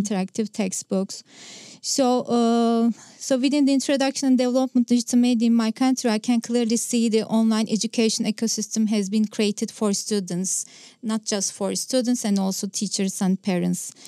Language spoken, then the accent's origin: English; Istanbul, Turkey; first language Turkish; English is a second language; I'm from Istanbul, Turkey